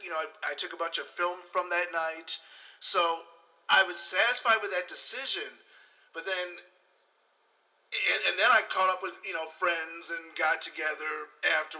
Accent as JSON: {"language": "English", "town": "Chicago", "region": "Illinois", "country": "United States", "tie": "born or raised there", "moved": "yes", "lives_now": "Los Angeles, United States", "said": "I'm from the South Side"}